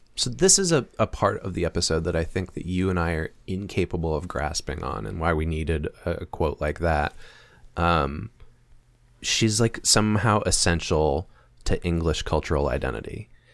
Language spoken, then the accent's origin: English; United States; we're American